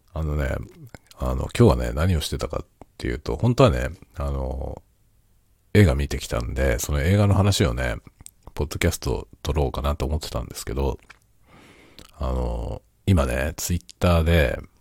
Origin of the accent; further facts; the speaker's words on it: Kanto, Japan; now in Sapporo, Japan; 僕も関東の出身なんで、関東から来た